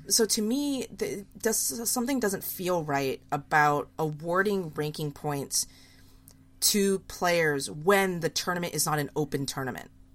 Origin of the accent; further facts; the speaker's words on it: United States; as an American